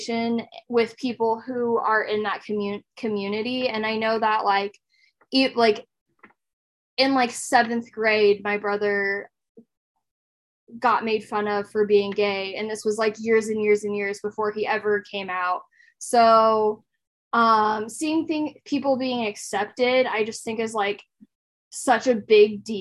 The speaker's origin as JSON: {"language": "English", "town": "Lincoln", "region": "Nebraska", "country": "United States", "tie": "born or raised there", "said": "I've lived in Lincoln all my life. I've never lived anywhere else."}